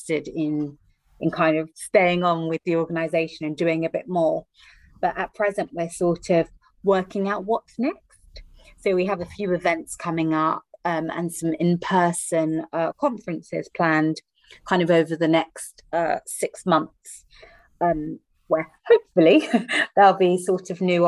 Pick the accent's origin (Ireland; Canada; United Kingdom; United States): United Kingdom; London; So I'm joining you from the UK today, from London, England